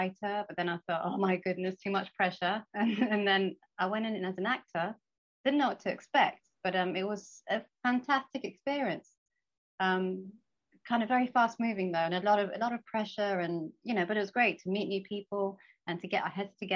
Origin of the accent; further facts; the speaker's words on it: Somerset, South West England, United Kingdom; also born or lived in Scotland / London; now in Key West, United States; I grew up in Somerset, which is in the southwest.